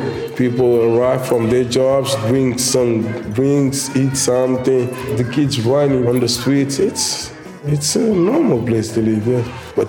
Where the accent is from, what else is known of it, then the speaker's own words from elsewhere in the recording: Amadora, Lisbon, Portugal; first language Cape Verdean Creole; English is a second language; I was born inside of my house, in a small bedroom, in 1982. Everything that I know, I learned in the African culture, because the first language that I learned to speak, it was the Criollo for sure, because my parents, they speak Criollo.